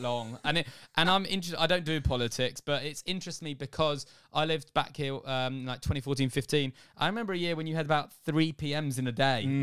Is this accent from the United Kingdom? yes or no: yes; England, United Kingdom; moved away as an adult; now in Australia; I'm an Englishman, if you didn't get it from the voice, um, who's living in Australia